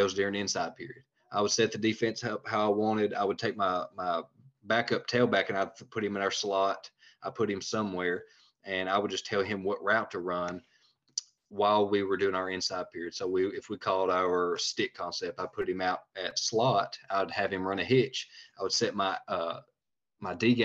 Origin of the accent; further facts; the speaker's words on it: Tennessee, United States; also born or lived in Georgia; I'm from Tennessee